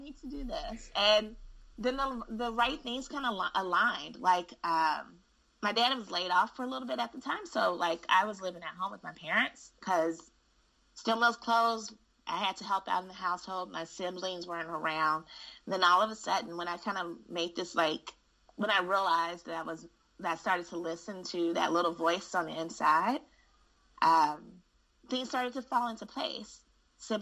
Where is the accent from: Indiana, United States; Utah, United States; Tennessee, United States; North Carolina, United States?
Indiana, United States; Gary; moved away; I am born and raised in Gary, Indiana